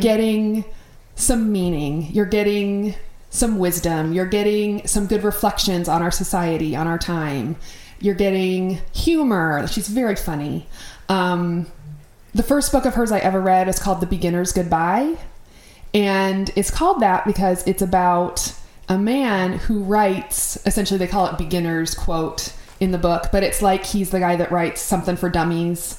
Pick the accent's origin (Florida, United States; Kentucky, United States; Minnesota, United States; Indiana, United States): Minnesota, United States; I grew up in Minnesota